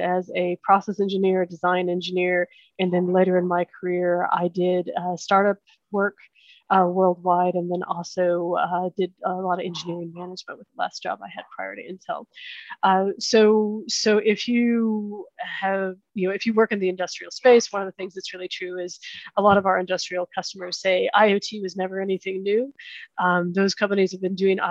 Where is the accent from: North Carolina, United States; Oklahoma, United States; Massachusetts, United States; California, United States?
Oklahoma, United States; moved away as an adult; also born or lived in Kansas; I grew up in Oklahoma, went to school in Kansas